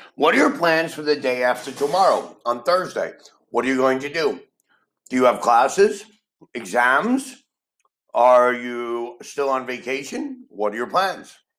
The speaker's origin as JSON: {"language": "English", "town": "New York City", "region": "New York", "country": "United States", "tie": "born or raised there", "said": "I am from New York City, and in reality, I never really dealt with racial abuse because New York City is a city with people from the entire world and I've always went to school with children from every country on the planet."}